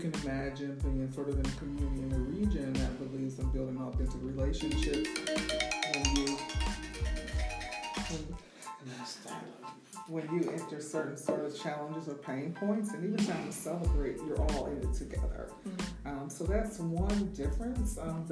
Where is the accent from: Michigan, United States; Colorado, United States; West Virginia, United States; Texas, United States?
Michigan, United States; Detroit; moved away as an adult; now in Memphis, United States; I am from Detroit, a native Detroiter